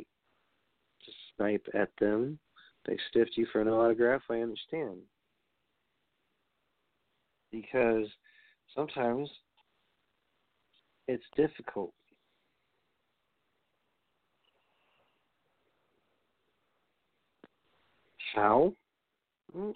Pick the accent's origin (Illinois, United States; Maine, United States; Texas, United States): Texas, United States; Houston; I'm from Houston